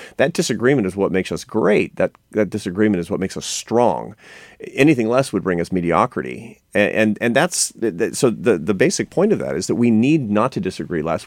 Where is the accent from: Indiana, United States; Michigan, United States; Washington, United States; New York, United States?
Washington, United States; Seattle; I come from Seattle